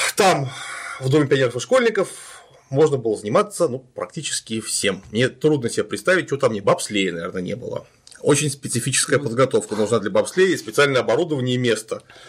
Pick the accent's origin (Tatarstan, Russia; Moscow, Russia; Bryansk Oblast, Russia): Bryansk Oblast, Russia; Klintsy; now in Saint Petersburg, Russia; я вот тоже родился не в Питере, mm-hmm. родился я в городе Клинцы Брянской области